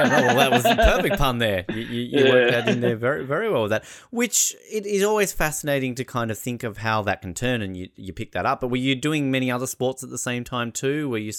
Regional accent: Australia; for people like us growing up in Australia where we're not really surrounded by snow

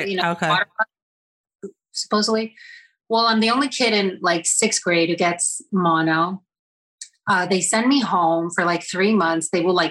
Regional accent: Lodi, New Jersey, United States; I grew up in Northern Jersey in Bergen County.

